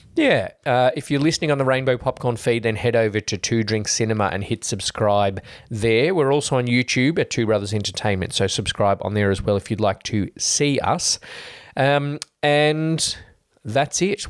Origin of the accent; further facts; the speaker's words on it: Australia; we're Aussies